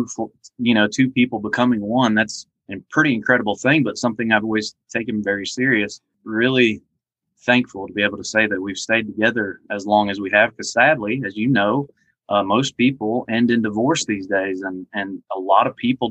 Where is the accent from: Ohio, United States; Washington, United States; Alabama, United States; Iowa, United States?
Ohio, United States; now in Georgia, United States; probably 11 years old growing up in Ohio, I live in Georgia now